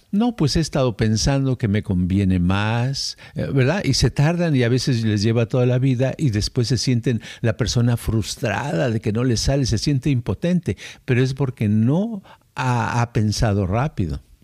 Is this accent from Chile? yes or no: no; Mexico; moved away; como somos mexicanos